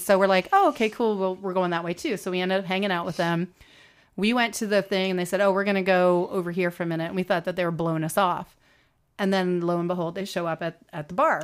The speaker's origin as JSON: {"language": "English", "country": "United States", "said": "we're American"}